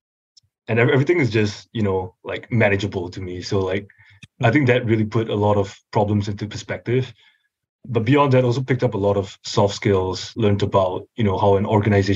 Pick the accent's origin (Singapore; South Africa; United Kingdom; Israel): Singapore; moved away as an adult; now in Los Angeles, United States; I am originally from Singapore. I was born and raised and moved here just for college.